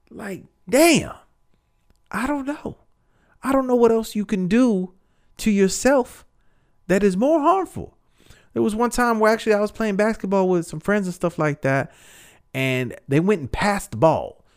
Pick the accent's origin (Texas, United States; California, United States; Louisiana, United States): Texas, United States; I'm, I'm from Texas.